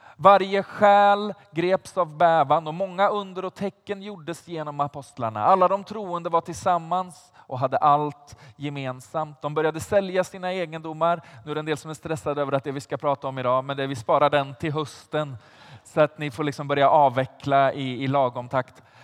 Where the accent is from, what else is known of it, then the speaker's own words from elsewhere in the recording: Vargön, Västra Götaland, Sweden; now in Stockholm, Sweden; Jag, jag kommer inte från Stockholm från början, utan jag kommer från ett litet ställe som heter Vargön.